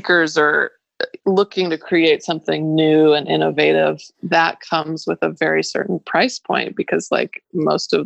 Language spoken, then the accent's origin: English; Boise, Idaho, United States; moved away as an adult; also born or lived in Brooklyn / Manhattan; I grew up in Boise